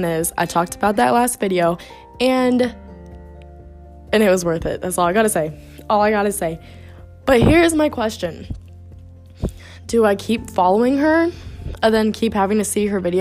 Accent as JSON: {"language": "English", "country": "United States", "moved": "as an adult", "lives_now": "Italy", "said": "we're American"}